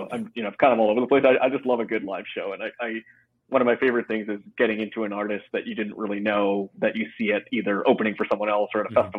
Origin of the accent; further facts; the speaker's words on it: Vancouver, British Columbia, Canada; also born or lived in Toronto; I was born and raised in Vancouver in Canada. I graduated from UBC out in the province of BC, and spent the first part of my career working in Toronto for Procter & Gamble, then moved back